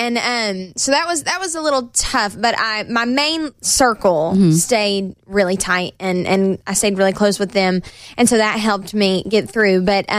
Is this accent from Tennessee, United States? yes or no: yes; Knoxville, Tennessee, United States; Knoxville, my hometown